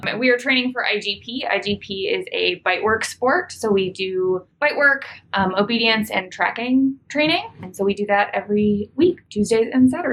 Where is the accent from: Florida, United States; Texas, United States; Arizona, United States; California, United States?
California, United States; Pasadena; I'm from Pasadena, California